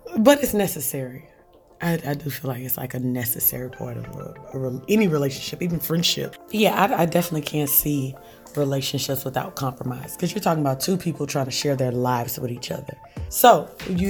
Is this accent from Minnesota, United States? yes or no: no; Louisiana, United States; We're from Louisiana